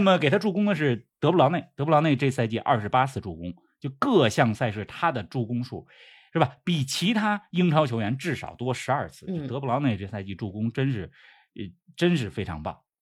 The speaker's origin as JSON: {"language": "Chinese", "region": "Beijing", "country": "China", "tie": "born or raised there", "said": "国安是我的家乡球队"}